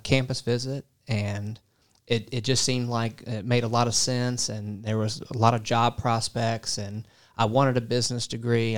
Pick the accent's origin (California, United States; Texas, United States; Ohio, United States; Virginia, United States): Virginia, United States; Portsmouth; moved away as an adult; also born or lived in North Carolina / Kentucky; I am originally from a town called Portsmouth, Virginia.